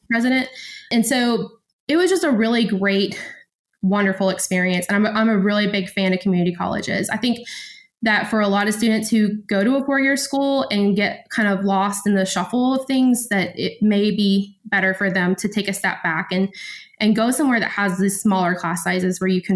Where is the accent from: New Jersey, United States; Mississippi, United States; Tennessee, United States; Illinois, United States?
Tennessee, United States; West; also born or lived in Greece; I'm from Tennessee. I'm from West Tennessee